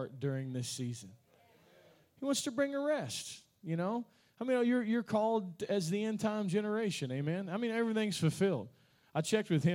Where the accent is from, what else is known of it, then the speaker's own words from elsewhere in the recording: Kentucky, United States; I'm from Kentucky